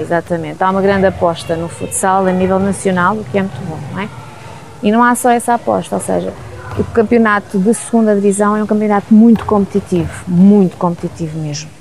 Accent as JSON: {"language": "Portuguese", "town": "Alcobaça", "region": "Centro", "country": "Portugal", "tie": "born or raised there", "also_born_or_lived": "Lisbon", "moved": "as an adult", "lives_now": "Nelas, Portugal", "said": "Nasci eh, em Lisboa e vivi em Alcobaça a vida toda"}